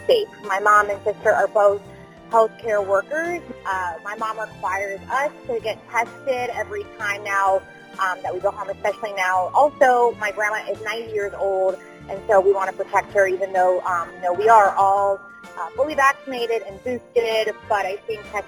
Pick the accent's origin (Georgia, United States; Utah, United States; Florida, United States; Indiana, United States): Florida, United States; Fort Lauderdale; moved away; I am from Fort Lauderdale and I will be flying back home for the holiday, and I'm super excited with our traditions. Being Peruvian